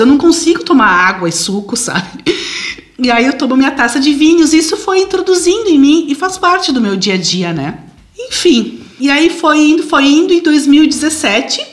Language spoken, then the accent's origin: Portuguese; Flores da Cunha, Rio Grande do Sul, Brazil; moved away as an adult; now in Italy; eu sou de Flores da Cunha, então eu fui a princesa da maior festa da cidade